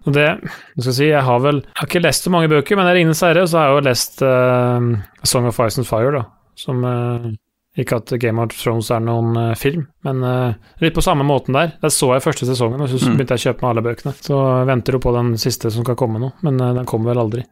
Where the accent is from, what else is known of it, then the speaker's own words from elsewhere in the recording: Østfold, Norway; jeg er fra Råne Østfold